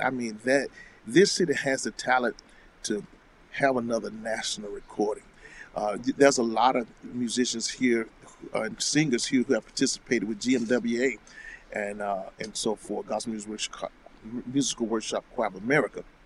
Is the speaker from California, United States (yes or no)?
no; Alabama, United States; the state of Alabama mm. and my home state as well